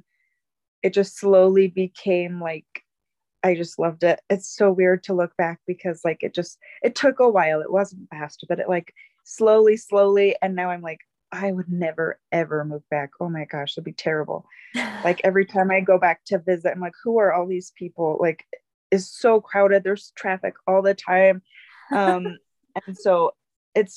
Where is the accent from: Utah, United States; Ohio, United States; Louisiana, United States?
Utah, United States; Bountiful; moved away as an adult; also born or lived in Alaska; But I was raised in Utah, in Bountiful, Utah